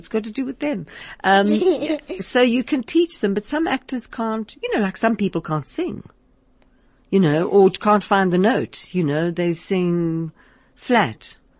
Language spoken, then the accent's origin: English; Liverpool, North West England, United Kingdom; Liverpool. I come from Liverpool. It's right. It's sort of like South African in a way, because it's got that achum. Achum from Liverpool.